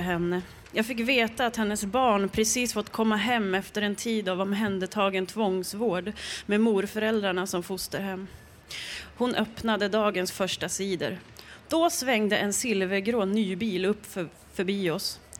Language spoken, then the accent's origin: Swedish; Jämtland, Sweden; Jag är från Jämtland